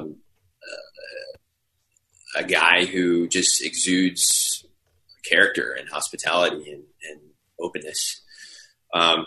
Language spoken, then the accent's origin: English; Simsbury, Connecticut, United States; also born or lived in France; my hometown of Simsbury, in a village called Terrafill in Simsbury